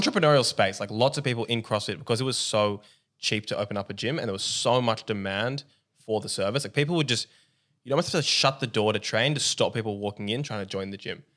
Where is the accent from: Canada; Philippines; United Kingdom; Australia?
Australia; Where we're from, we're both Aussie